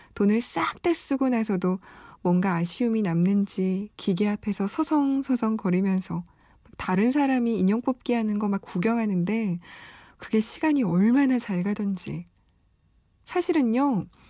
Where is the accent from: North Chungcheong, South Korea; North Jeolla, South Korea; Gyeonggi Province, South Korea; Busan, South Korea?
Busan, South Korea; moved away; 저는 부산 사람으로서